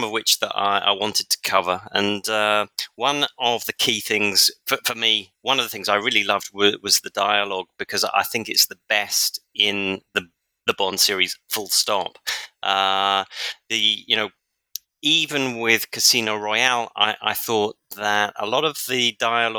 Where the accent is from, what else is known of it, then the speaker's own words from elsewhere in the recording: London, United Kingdom; moved away; I was born in London, so I know London pretty well, even though I haven't lived in the UK for a long time